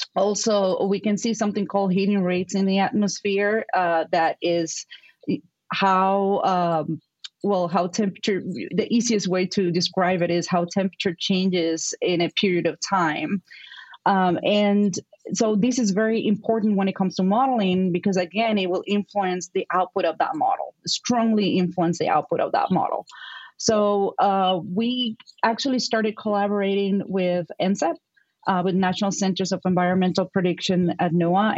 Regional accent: Puerto Rico; accent: Puerto Rican; English is a second language; moved away as an adult; now in Madison, United States; growing up in Puerto Rico

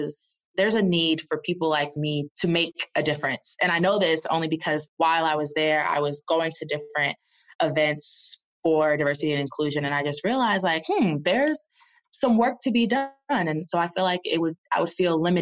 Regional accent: the South, United States; also born or lived in Boston; now in Atlanta, United States; I'm from the South

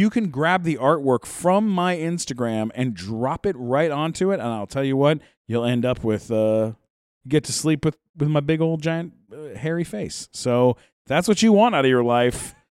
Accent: Eagle Rock, California, United States; I'm from Eagle Rock.

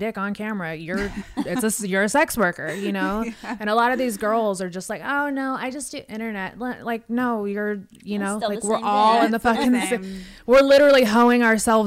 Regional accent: Las Vegas, Nevada, United States; I grew up in Vegas.

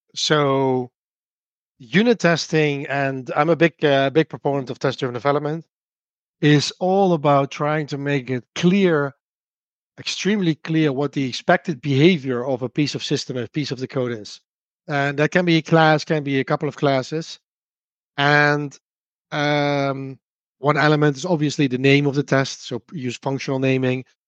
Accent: Netherlands; accent: Dutch; English is a second language; I'm from the Netherlands, which you can obviously hear from my accent.

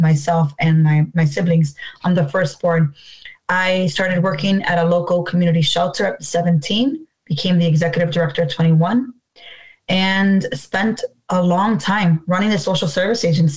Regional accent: Chicago, Illinois, United States; I was born and raised here in Chicago in Humble Park

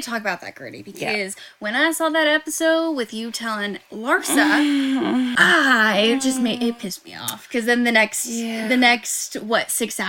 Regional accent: Atlanta, Georgia, United States; I'm from Georgia

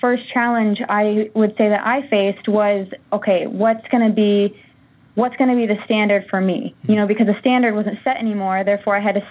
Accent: Monticello, Indiana, United States; My hometown is Monticello, Indiana

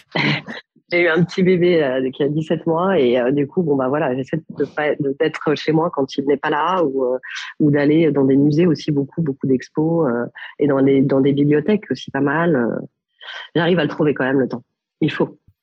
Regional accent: Paris, Île-de-France, France; also born or lived in Milan; je suis née à Paris, d'une mère parisienne et d'un papa milanais

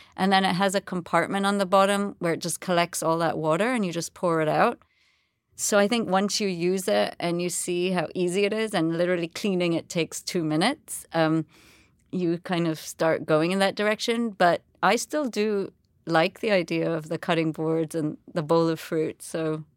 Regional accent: Jamaica; moved away; also born or lived in England; I was born in Jamaica. I've lived, you know, I was, grew up there my whole life, um, apart from boarding school in England

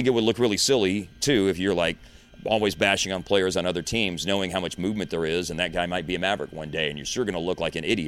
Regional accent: Justin, Texas, United States; also born or lived in Louisville; You know, I grew up in Louisville and then spent a lot of my years living in Justin, which is a town of 1,500 people. And I used to say the word 10, like the number 10, like that.

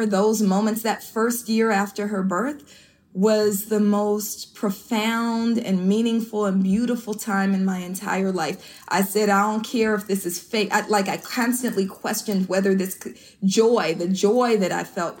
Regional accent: Oakland, California, United States; also born or lived in Berkeley, California; I grew up in East Oakland

